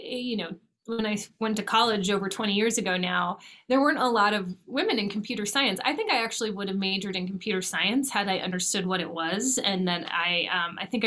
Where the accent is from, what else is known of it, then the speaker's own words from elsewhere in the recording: Los Angeles, California, United States; moved away as an adult; now in Washington, D.C., United States; I was born and raised in California, and then I came out to Washington, D.C. to go to college